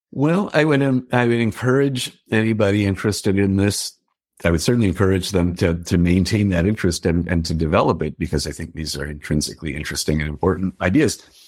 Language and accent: English; Denver, Colorado, United States; I grew up in Denver